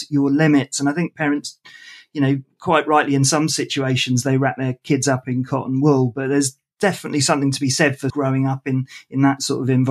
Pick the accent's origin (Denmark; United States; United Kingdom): Denmark; Klitmoller, North Denmark Region; growing up in Klitmuller, there weren't huge amounts of uh, cinemas to hang about in.